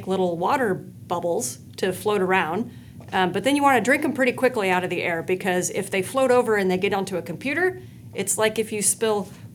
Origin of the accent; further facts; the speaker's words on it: Spokane, Washington, United States; moved away; I grew up in Spokane, Washington.